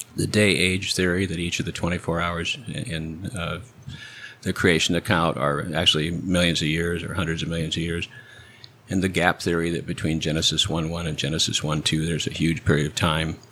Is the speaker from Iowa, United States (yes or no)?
yes; Cedar Falls, Iowa, United States; now in Edinburg, Texas, United States; Cedar Falls, Iowa